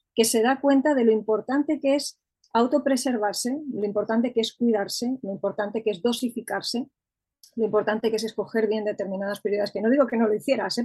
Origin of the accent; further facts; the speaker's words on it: Madrid, Community of Madrid, Spain; Soy de Madrid, vivo en Madrid, estoy aquí afincada ya desde hace bastantes años, aunque he vivido en otras partes